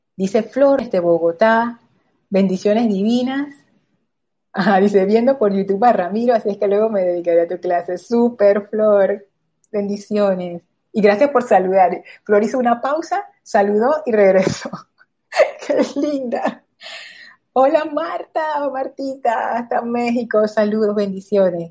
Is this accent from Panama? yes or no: yes; Panama; como panameños